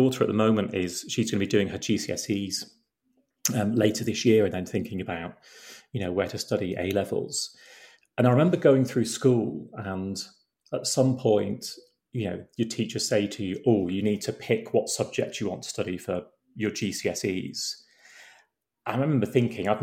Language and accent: English; Boston, East Midlands, United Kingdom; we moved to Boston in Lincolnshire when I was, I think, about 12. So like most sort of teenagers growing up in Lincolnshire